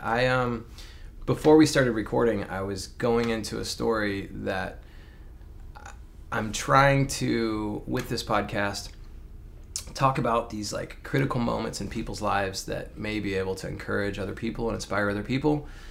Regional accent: Alabama, United States; I grew up in Alabama

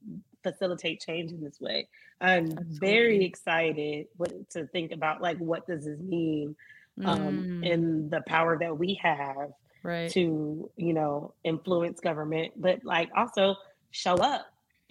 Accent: Miami, Florida, United States; I grew up in Miami

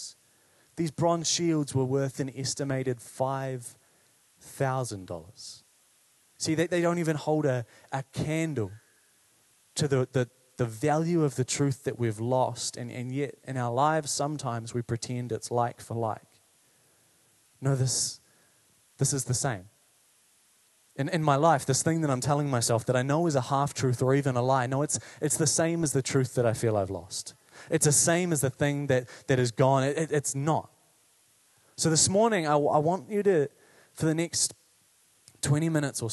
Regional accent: Paraparaumu, Wellington, New Zealand; I grew up in Parapara'umu

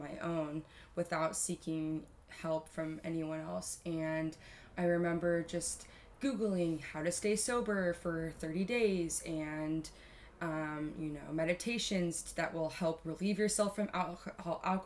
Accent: Carlsbad, California, United States; I grew up here in San Diego. I grew up in North County in a beautiful city called Carlsbad, California.

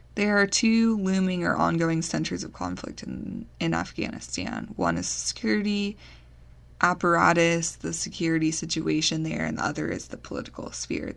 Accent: United States; as the American taxpayers

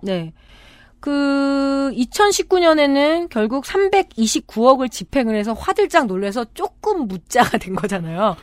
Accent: Chungju, North Chungcheong, South Korea; 제가 어렸을 때이 충주에서 컸다고 그랬잖아요

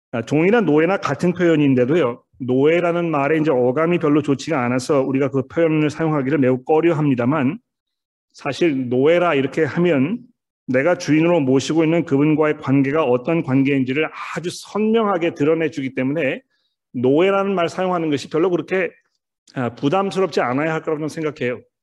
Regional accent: South Korea; 우리는 이 한국 사람이라는 틀 안에 살고 있습니다

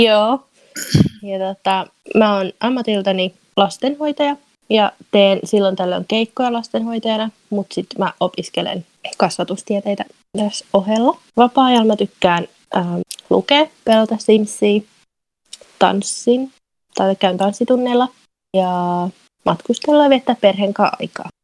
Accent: Turku, Southwest Finland, Finland; moved away as an adult; also born or lived in Greece / Spain; now in United Kingdom; mä oon alun perin kotoisin Turusta.

